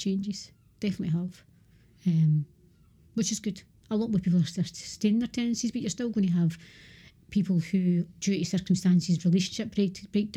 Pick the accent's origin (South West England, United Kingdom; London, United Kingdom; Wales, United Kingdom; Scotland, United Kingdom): Scotland, United Kingdom; Lanarkshire; I'm from Lanarkshire